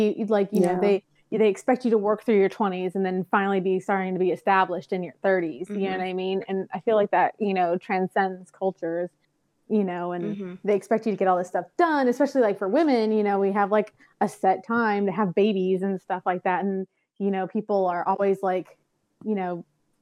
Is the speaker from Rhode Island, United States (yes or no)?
no; San Diego, California, United States; I grew up in South San Diego, which is kind of ghetto.